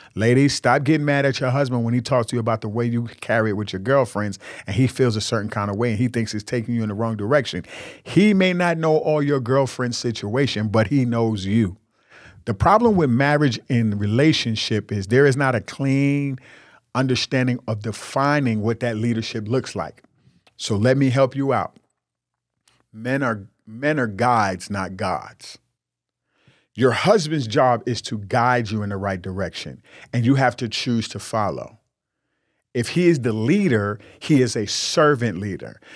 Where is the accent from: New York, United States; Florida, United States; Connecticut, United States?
New York, United States; I'm from New York. I grew up in New York